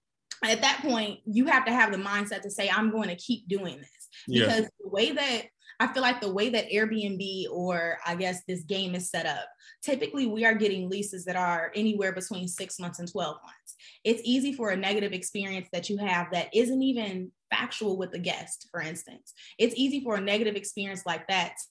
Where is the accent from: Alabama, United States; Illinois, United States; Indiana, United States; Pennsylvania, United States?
Illinois, United States; Chicago; now in Atlanta, United States; I'm actually from Chicago. So I'm down here in Atlanta